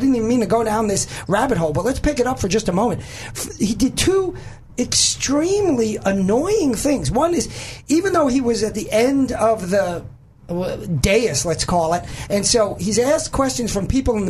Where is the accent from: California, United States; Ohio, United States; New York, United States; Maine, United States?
New York, United States; moved away; I'm originally from New York